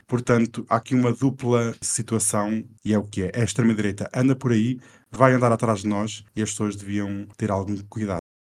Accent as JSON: {"language": "Portuguese", "country": "Portugal", "said": "Não, não, eu sou português"}